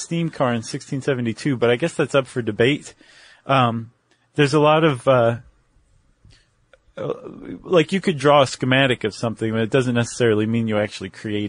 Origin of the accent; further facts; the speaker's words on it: South West England, United Kingdom; I'm from Cornwall.